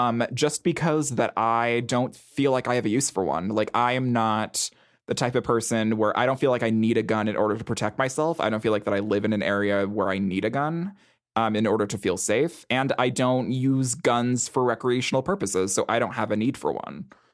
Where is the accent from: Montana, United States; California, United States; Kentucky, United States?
Montana, United States; Oh, yeah. I mean, I grew up in Montana.